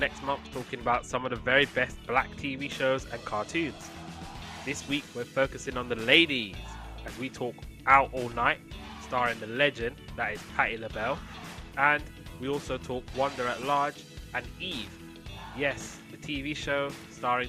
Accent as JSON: {"language": "English", "country": "United Kingdom", "said": "being British"}